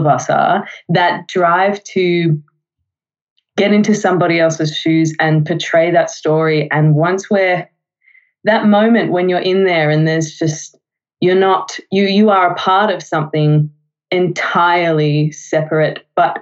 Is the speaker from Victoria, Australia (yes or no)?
yes; Melbourne, Victoria, Australia; I lived in Melbourne, have lived in Melbourne whole time.